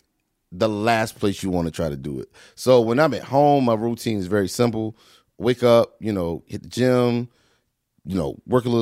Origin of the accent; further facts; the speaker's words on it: North Carolina, United States; I am from North Carolina